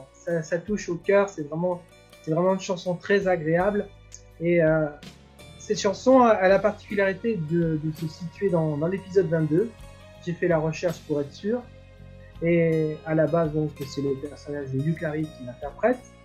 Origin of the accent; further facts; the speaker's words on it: France; nous, en tant que Français